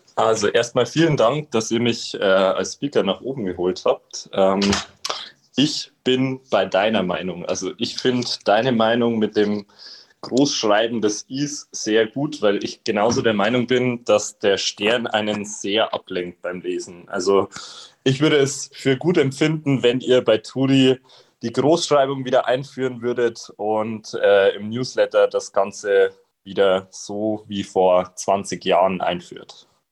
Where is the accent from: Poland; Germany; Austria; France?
Germany; Regensburg, Bavaria; ich komme ja aus der Single-Hauptstadt in Deutschland, aus Regensburg